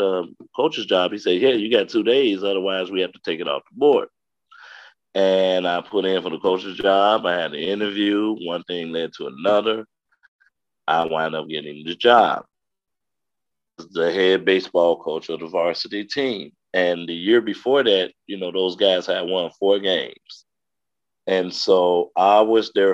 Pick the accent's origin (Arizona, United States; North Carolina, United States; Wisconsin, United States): Wisconsin, United States; Madison; also born or lived in Chicago, Illinois; I was born in Chicago, but I lived out here in Madison like the majority of my life, graduated from Madison East in 1996